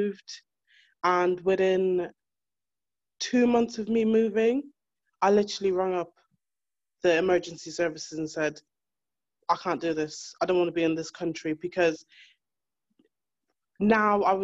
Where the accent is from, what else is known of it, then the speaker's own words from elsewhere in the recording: Ireland; moved away as an adult; now in United Kingdom; I'm from Ireland, and I left my relationship when I was in Ireland